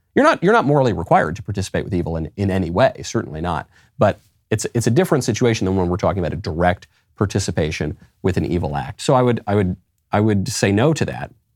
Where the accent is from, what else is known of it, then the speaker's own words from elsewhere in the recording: New York, United States; I say coffee because I'm from New York